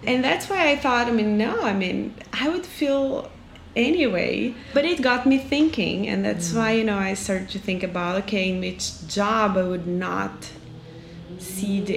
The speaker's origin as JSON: {"language": "English", "town": "Juiz de Fora", "region": "Minas Gerais", "country": "Brazil", "tie": "born or raised there", "also_born_or_lived": "São Paulo / Salvador", "moved": "as an adult", "lives_now": "Porto Alegre, Brazil", "said": "I'm from Juiz de Fora, Minas Gerais, and we're up south, well, we're down south in Porto Alegre now."}